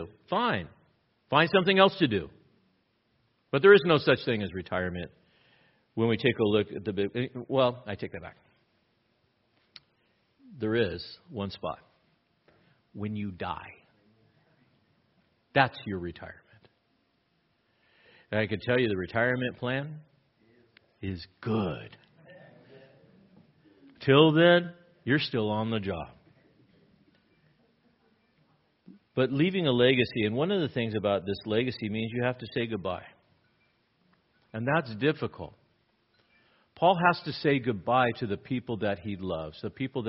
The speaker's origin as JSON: {"language": "English", "region": "Southern California", "country": "United States", "tie": "born or raised there", "said": "I grew up in Southern California"}